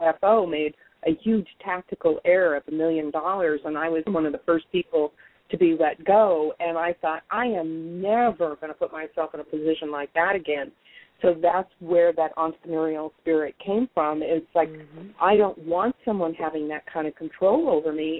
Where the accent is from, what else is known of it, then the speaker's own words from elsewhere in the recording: Mendocino, California, United States; also born or lived in San Francisco Bay Area, California; I grew up on the ocean in Mendocino